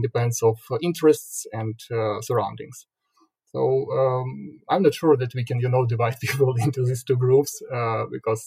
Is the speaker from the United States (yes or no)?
no; Sumy, Sumy Oblast, Ukraine; moved away as an adult; now in Kyiv, Ukraine; initially I came from Sumy. It's not a pretty big city on the east from Kyiv, 300 kilometers. I was born there, and then I moved to Kyiv more than 10 years ago.